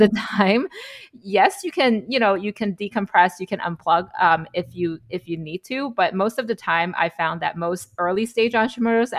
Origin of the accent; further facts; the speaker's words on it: China; moved away as an adult; now in United States; We're both immigrants from China. We moved to the US as an adult.